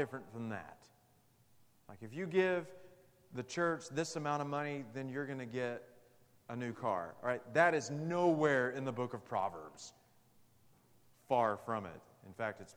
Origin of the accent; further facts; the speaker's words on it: Amarillo, Texas, United States; Mrs. Pemberton's freshman English class at Amarillo High School.